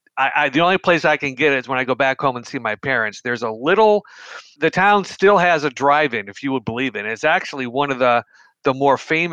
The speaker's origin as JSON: {"language": "English", "region": "Western New York", "country": "United States", "tie": "born or raised there", "moved": "yes", "said": "growing up in Western New York"}